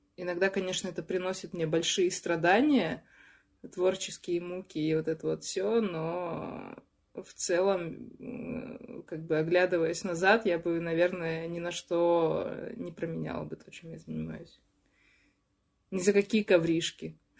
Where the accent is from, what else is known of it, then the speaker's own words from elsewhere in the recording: Chelyabinsk, Chelyabinsk Oblast, Russia; also born or lived in Yekaterinburg; now in Moscow, Russia; из Челябинска живу в Москве и жила тоже пару лет в Екатеринбурге